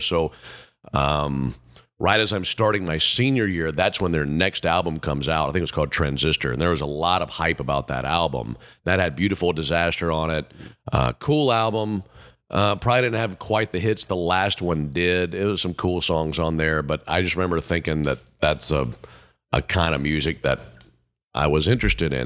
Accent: Mississippi, United States; how I grew up in Mississippi

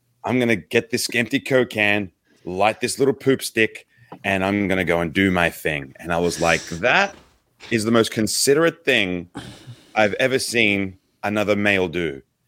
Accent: Australia; Oh, good day, mate. I'm Aussie ….

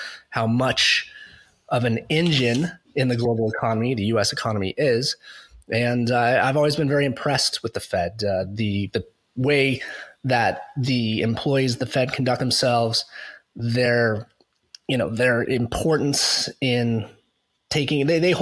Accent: United States; moved away as an adult; also born or lived in Boston; now in Canada; now I'm an American living in Canada.

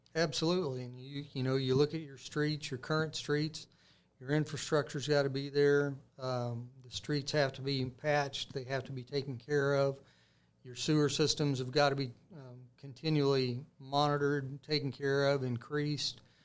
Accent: Greenwood, Indiana, United States; I grew up in Greenwood

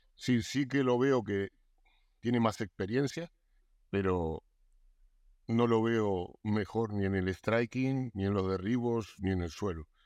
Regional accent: Argentina; yo soy argentino

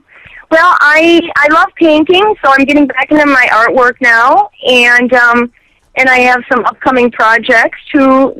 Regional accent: Door County, Wisconsin, United States; also born or lived in Pompano Beach, Florida; now in Los Angeles, United States; I was born in Pompano Beach, Florida, and I was raised in Wisconsin, Door County, Wisconsin.

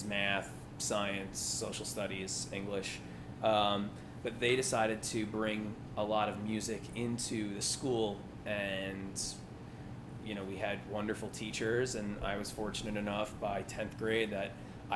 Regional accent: Commack, New York, United States; moved away; also born or lived in Philadelphia; I'm from Commack, New York. It's about an hour outside of Manhattan on Long Island

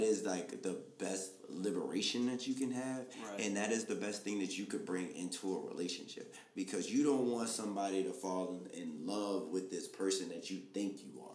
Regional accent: Baltimore, Maryland, United States; I'm from Baltimore

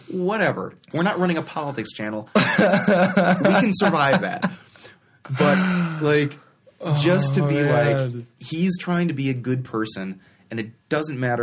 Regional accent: United States

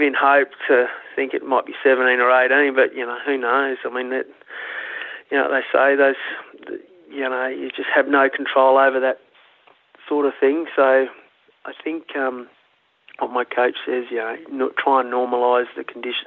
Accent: Broken Hill, New South Wales, Australia; I was born in Broken Hill, but come off the sheep and cattle station up there

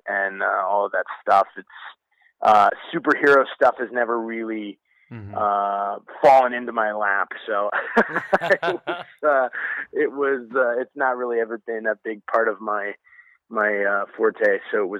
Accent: Indiana, United States; moved away; I'm from Indiana originally, a little farming Amish community in northern Indiana

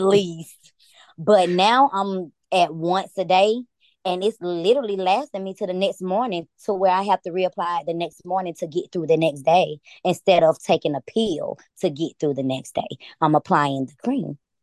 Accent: Atlanta, Georgia, United States; I'm from Atlanta

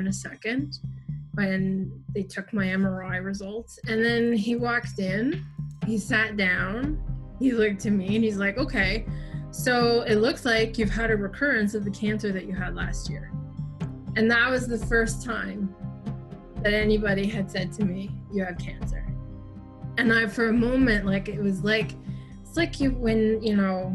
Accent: Toronto, Ontario, Canada; I was born in Toronto at St. Mike's, and I grew up in Toronto in Queen West neighborhood in the 80s

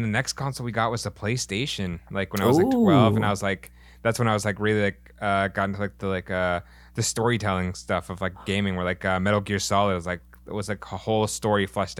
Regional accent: Issaquah, Washington, United States; It was called Illusions. It was in Issaquah, Washington

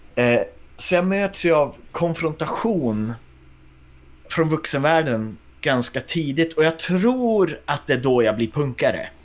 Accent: Västerbotten County, Sweden; also born or lived in Kågedalen; Jag är från Västerbotten

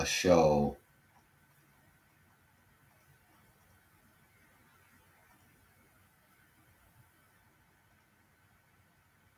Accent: Canada; I'm Canadian

